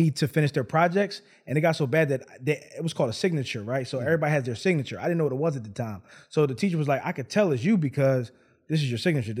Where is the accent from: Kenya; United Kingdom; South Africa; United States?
United States; Philadelphia, Pennsylvania; also born or lived in Los Angeles / New York / New Orleans / Atlanta; So I'm from Philadelphia. Lived in probably every major city in the world, probably from what is it? Los Angeles, New York, New Orleans, Atlanta, New Jersey.